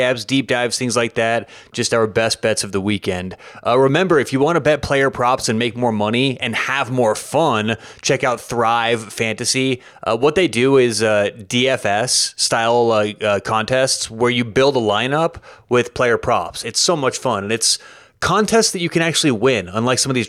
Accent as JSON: {"language": "English", "region": "Colorado", "country": "United States", "said": "Air Force, I am from Colorado"}